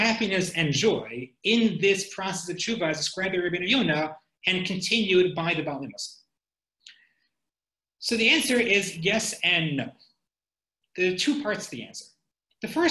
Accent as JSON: {"language": "English", "country": "United States", "said": "I'm an American"}